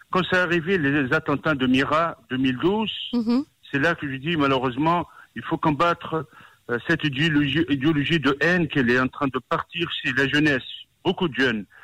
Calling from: Paris, Île-de-France, France; Et je, vous appelle de Paris

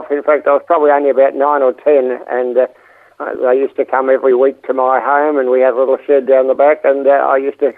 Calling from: Pakenham, Victoria, Australia; Uh, I'm in uh, Pakenham in, in Victoria, and uh, I've been living here for the last 10 years.

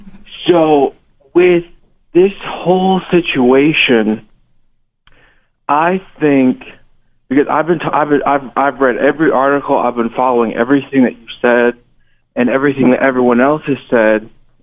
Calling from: Missouri, United States; calling from Missouri.

